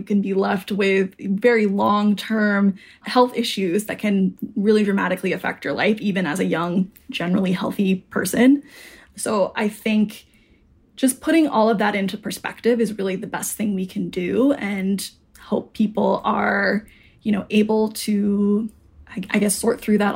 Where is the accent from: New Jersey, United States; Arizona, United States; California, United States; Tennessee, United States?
Arizona, United States; now in Brooklyn, United States; I'm from Arizona.